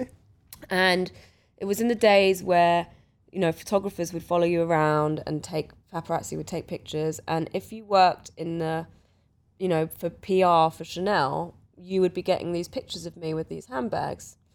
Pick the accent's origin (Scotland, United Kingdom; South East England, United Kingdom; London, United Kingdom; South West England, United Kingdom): London, United Kingdom; growing up around the Portobello Road